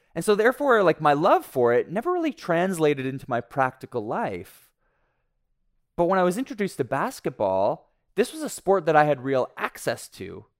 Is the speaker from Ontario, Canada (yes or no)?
yes; Ontario, Canada; moved away; I was raised in Ontario, and like most Ontarians, I bled blue and white